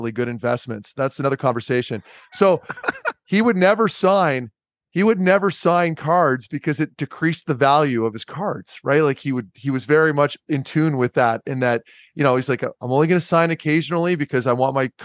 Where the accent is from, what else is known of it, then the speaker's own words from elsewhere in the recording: Ottawa, Ontario, Canada; I grew up in Ottawa